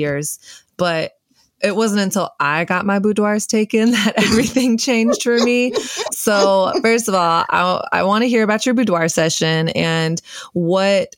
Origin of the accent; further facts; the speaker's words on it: the South, United States; I grew up in the South and, you know, the belt buckle of the Bible Belt, Christian culture.